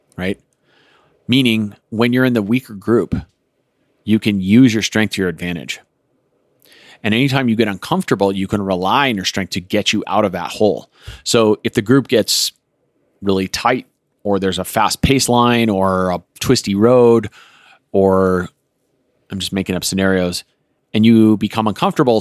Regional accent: Colorado, United States; I grew up in Colorado

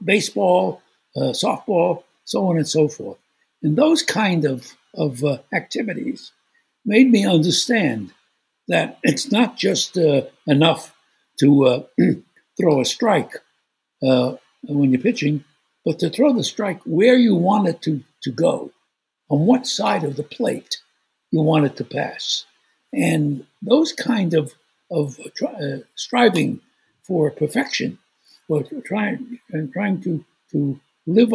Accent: New York City, New York, United States; I was born in Brooklyn, New York, and I think that's one of the greatest gifts, because growing up in Brooklyn

